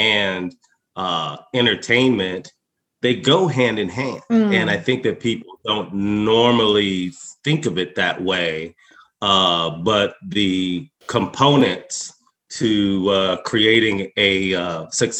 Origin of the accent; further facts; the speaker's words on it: Longmont, Colorado, United States; also born or lived in Alabama / California / Denver; I actually grew up in rural Colorado. I grew up in Longmont, Colorado.